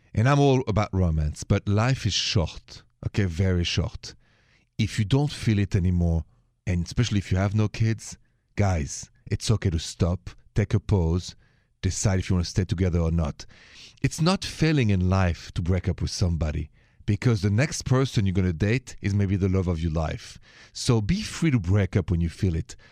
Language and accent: English; Paris, Île-de-France, France; accent: Parisian French; moved away; my accent, if you haven't heard the show before, is straight from Paris, France, city of lovers